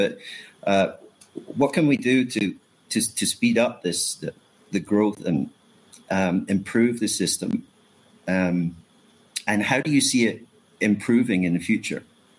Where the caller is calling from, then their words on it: Thailand; Yeah, I'm in Thailand at the moment. It's 10 past one in the morning.